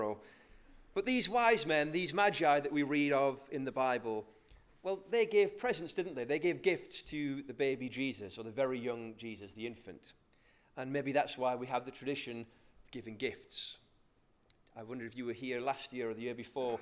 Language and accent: English; North Shields, North East England, United Kingdom; I'm from North Shields, so I say magi